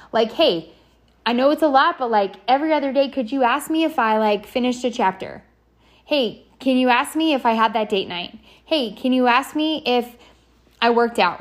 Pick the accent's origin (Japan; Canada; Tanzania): Canada; also born or lived in San Diego, California, United States; now in Indian Land, United States; I am a Canadian, born Canadian, became American.